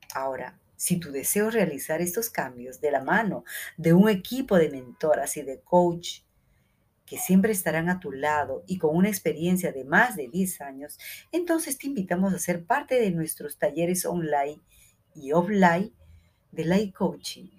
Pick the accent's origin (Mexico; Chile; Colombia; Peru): Peru; en Perú, en mi país